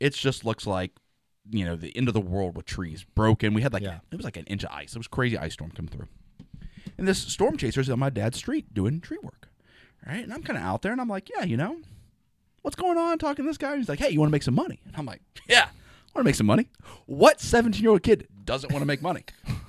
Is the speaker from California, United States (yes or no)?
yes; Morgan Hill, California, United States; born there; So I was born in Morgan Hill, technically.